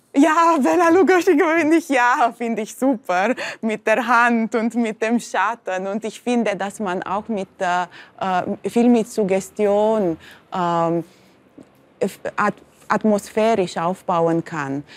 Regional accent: Bucharest, Romania; moved away; ich bin zwar sehr behütet aufgewachsen im Zentrum von Bukarest vis-à-vis -vis von der Oper

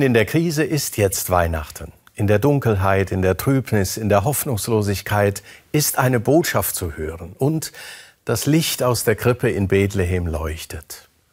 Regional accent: Germany; hier bei uns in Deutschland

